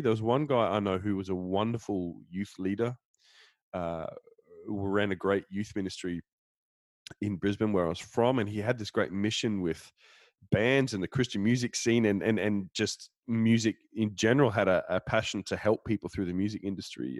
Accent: Denmark; I'm from Denmark

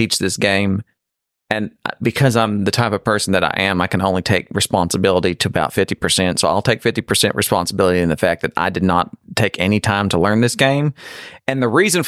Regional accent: the South, United States; I am from the South and we eat raw meat.

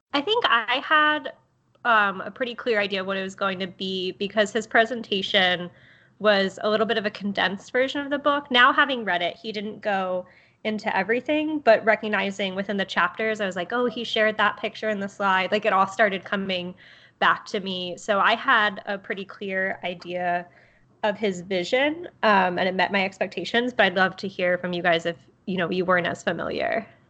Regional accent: Baltimore, Maryland, United States; moved away as an adult; now in Florida, United States; I'm originally from Baltimore, Maryland

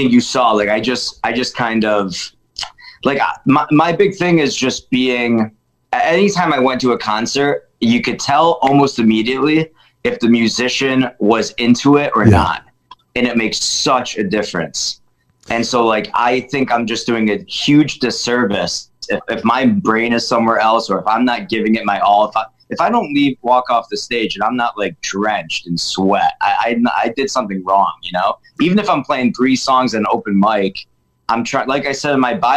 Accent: Utica, New York, United States; when I moved back to my hometown in Utica, New York, I'm sitting here right now in my apartment

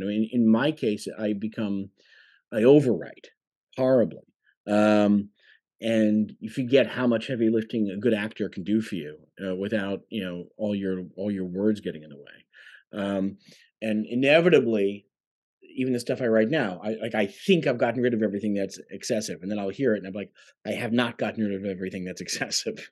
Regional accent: Long Island, New York, United States; also born or lived in London; I grew up on Long Island

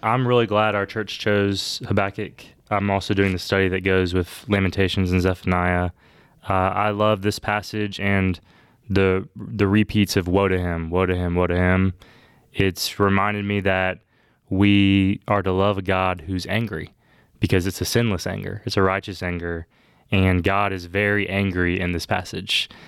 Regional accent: Bogart, Georgia, United States; now in Augusta, United States; I grew up in Bogart, Georgia, where I went to school kindergarten through twelfth grade

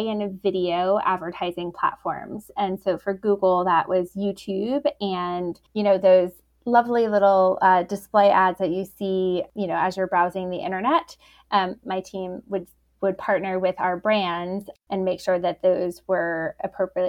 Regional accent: New York, United States; also born or lived in Boston; now in Chicago, United States; I am based here in Chicago, though I grew up in New York and lived in Boston

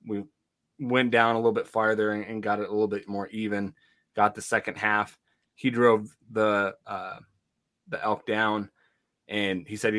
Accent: Montana, United States; I'm from Montana

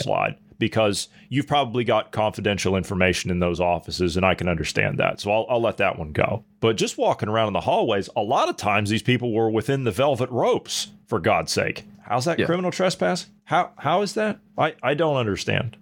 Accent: United States; I'm an American citizen

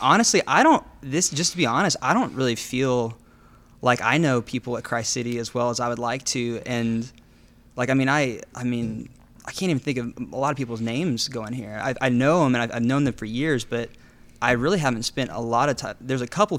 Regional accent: Midland County, Texas, United States; also born or lived in Nepal; now in Dallas, United States; I was born and raised outside of the city limits in Midland County

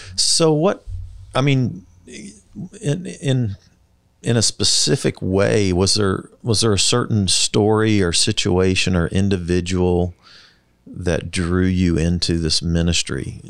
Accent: Kansas City, Missouri, United States; when I was growing up in the Northland, there were hardly any stoplights

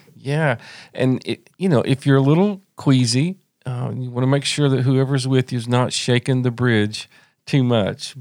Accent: Tri-Cities area, East Tennessee, United States; We're not from Townsend. We're from, on up in East Tennessee in the Tri-Cities area

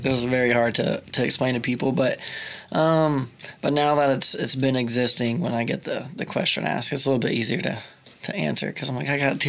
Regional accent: Tuttle, Oklahoma, United States; also born or lived in Mustang, Oklahoma; I moved to Tuttle. I lived in Mustang till fourth grade, which is just across the river. And I moved to Tuttle when I was in fifth grade.

